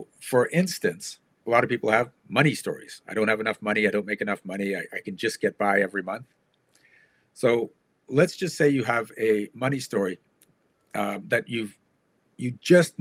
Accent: Canada; I'm from Canada.

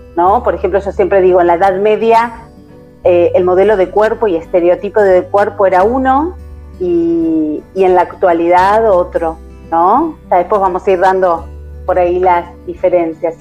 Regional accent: Argentina; soy argentina, estamos transmitiendo desde Argentina

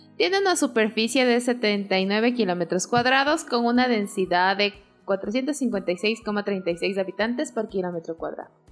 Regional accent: Atuntaqui, Imbabura, Ecuador; todo el mundo sabe que no soy ibarreña, que siempre digo que soy de Tuntaki

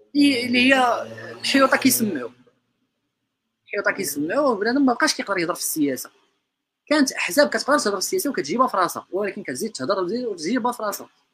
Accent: Morocco

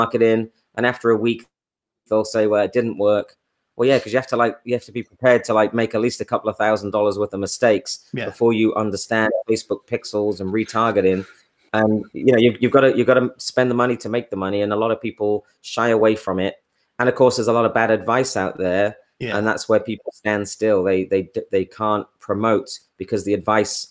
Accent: England, United Kingdom; now in United States; I'm English

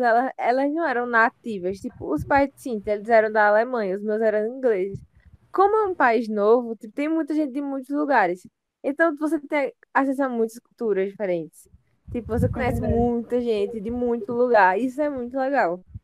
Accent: Brazil; a gente é do Brasil

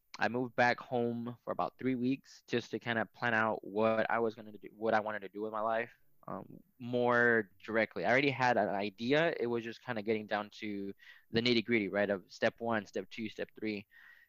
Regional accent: McAllen, Texas, United States; moved away as an adult; also born or lived in Mexico / Louisiana; I grew up in the Rio Grande Valley, so at the very southern tip of Texas. I grew up about maybe 15 minutes away from Mexico in a town called McAllen, and I lived there all my life until high school.

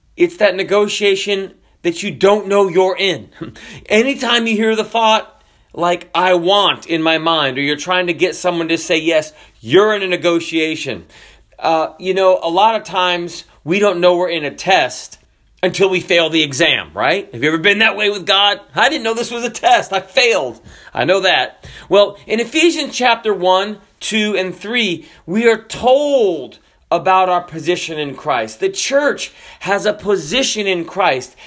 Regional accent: Florida, United States; also born or lived in Washington State; I'm from Florida

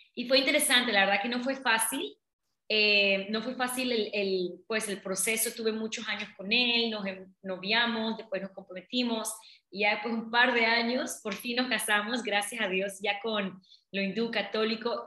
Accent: Colón, Panama; yo nací en Panamá, en, Colón, pero mi papá son de la India

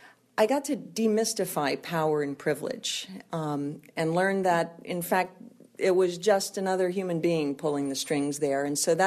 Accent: Henderson Swamp, Louisiana, United States; moved away as an adult; also born or lived in New Orleans, Louisiana; Well, I was born in New Orleans and raised on the edge of Henderson Swamp.

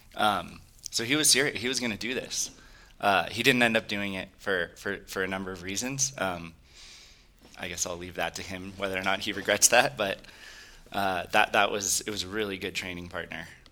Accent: Silicon Valley, California, United States; I grew up in California, uh, actually in Silicon Valley.

